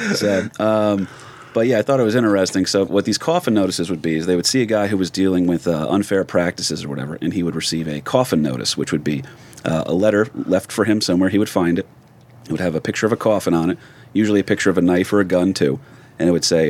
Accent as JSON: {"language": "English", "region": "New Jersey", "country": "United States", "tie": "born or raised there", "said": "we grew up in North Jersey."}